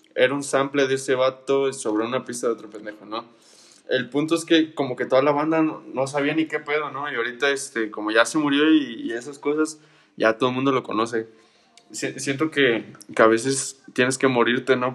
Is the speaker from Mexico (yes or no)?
yes; Mexico; los mexicanos